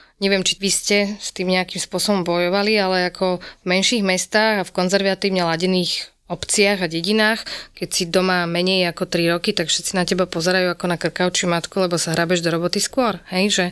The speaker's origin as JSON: {"language": "Slovak", "town": "Spišská Nová Ves", "region": "Košice Region", "country": "Slovakia", "said": "som teda zo Spišskej Novej Vsi"}